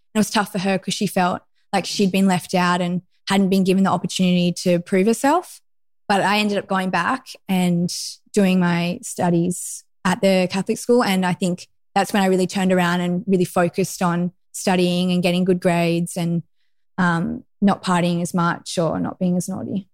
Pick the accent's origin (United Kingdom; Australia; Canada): Australia; Lennox Head, New South Wales; I grew up in Lennox Head, which is northern New South Wales, very close to Byron Bay